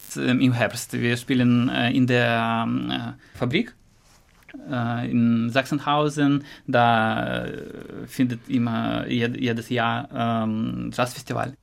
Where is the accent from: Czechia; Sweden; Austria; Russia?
Russia; German is a second language; moved away as an adult; also born or lived in Arkhangelsk; now in Frankfurt, Germany; mein Heimatland